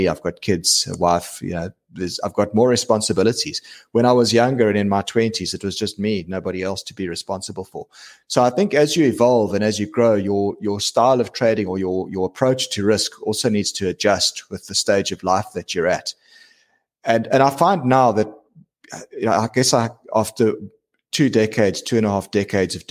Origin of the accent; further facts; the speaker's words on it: South Africa; being South African, right? We're a big diamond mining nation